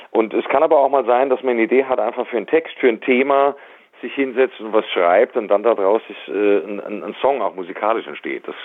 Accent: Darmstadt, Hesse, Germany; Ich bin ja in Darmstadt zur Schule gegangen, habe da mein Abitur gemacht. Deswegen ist Darmstadt für mich schon was Besonderes

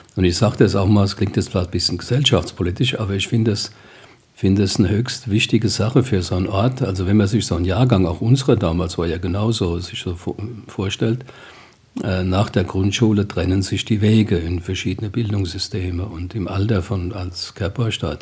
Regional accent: Groß-Zimmern, Hesse, Germany; gebürtiger Großzimmer

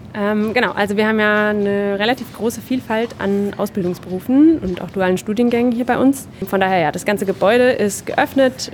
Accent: Groß-Bieberau, Hesse, Germany; now in Darmstadt, Germany; ich komme ursprünglich aus Großbiberau, ist ein relativ kleiner Ort hier äh, in der Gegend

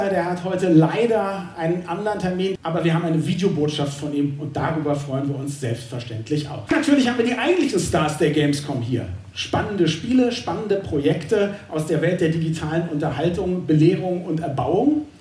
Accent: Berlin, Germany; ich komme eigentlich aus Berlin und bin dort Moderator und bin eben heute Gast hier

